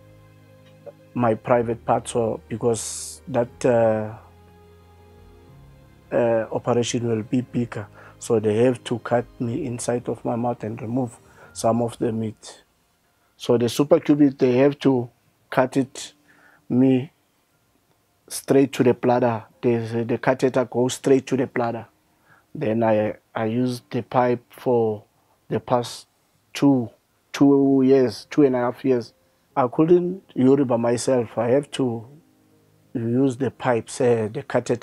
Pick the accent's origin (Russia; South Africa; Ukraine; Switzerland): South Africa; Mpumalanga; I'm from Mpumalanga, Oorgies.